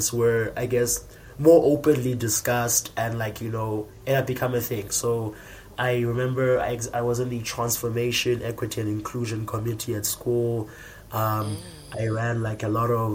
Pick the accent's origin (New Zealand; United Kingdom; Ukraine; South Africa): South Africa; Komani, Eastern Cape; I come from Ekomani, or Queenstown, as it was formerly known.